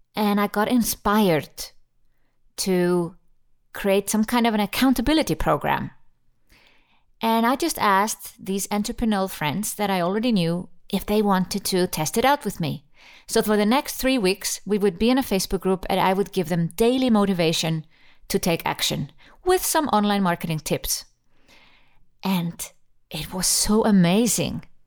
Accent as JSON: {"language": "English", "country": "Iceland", "tie": "born or raised there", "moved": "yes", "lives_now": "Switzerland"}